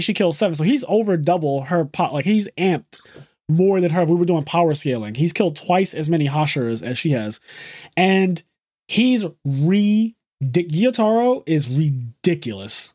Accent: United States; I'm Amer-, I'm American. We speak American here

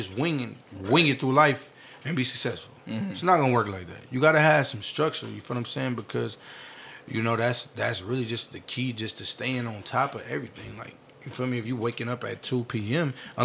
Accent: Vallejo, California, United States; also born or lived in Oakland, California; I'm originally from Vallejo. I went to elementary, middle school, part of high school.

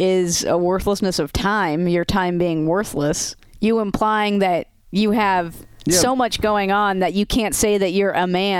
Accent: California, United States; I'm from California.

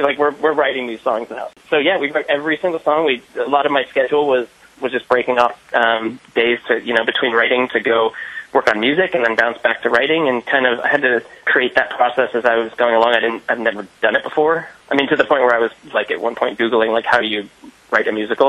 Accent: Bay Area, California, United States; I'm actually from the Bay Area

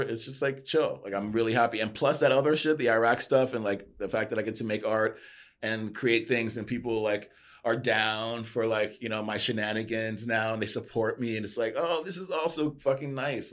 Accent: New York, United States; born and raised in New York

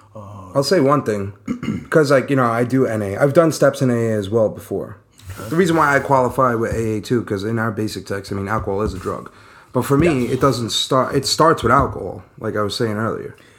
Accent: New York City, New York, United States; also born or lived in Long Island; I was born in Brooklyn, moved out to Long Island around 10 years old.

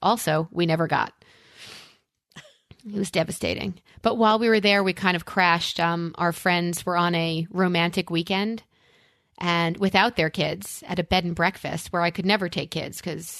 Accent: New York, United States; as a New Yorker

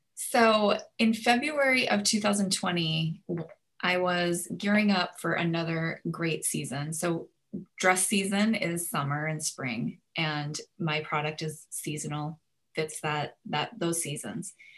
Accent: Minnesota, United States; now in Houston, United States; I'm from Minnesota

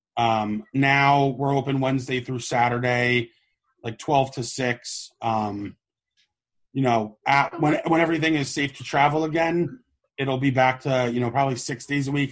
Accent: Oakland, New Jersey, United States; I grew up in Oakland, New Jersey

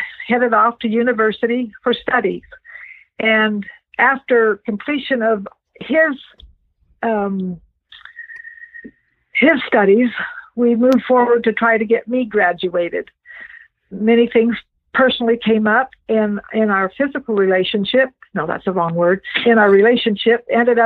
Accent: Roosevelt, Utah, United States; I am from a little town in Utah called Roosevelt

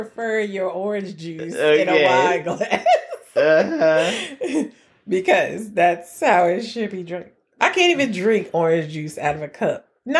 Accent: New York, United States; moved away; Well, I'm from New York.

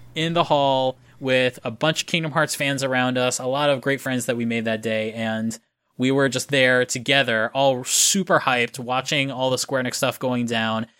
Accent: Florida, United States; moved away as an adult; now in Japan; I'm from Florida

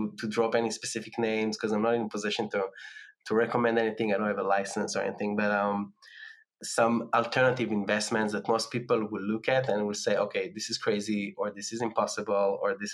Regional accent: Tel Aviv, Tel Aviv District, Israel; moved away as an adult; my hometown in Tel Aviv

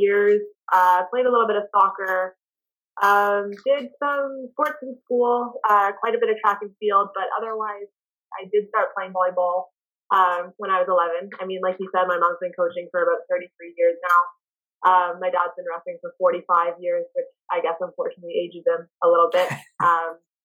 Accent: Ottawa, Ontario, Canada; moved away as an adult; also born or lived in Thunder Bay, Ontario; growing up in Ottawa

